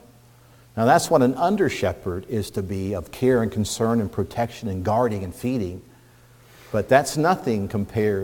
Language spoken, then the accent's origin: English; Indiana, United States; now in Pennsylvania, United States; growing up in Indiana, country boy, farm boy that I was to an extent